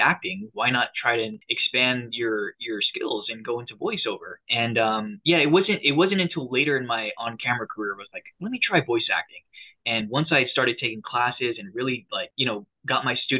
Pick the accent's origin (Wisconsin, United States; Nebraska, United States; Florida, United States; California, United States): California, United States; San Diego; I'm from San Diego, California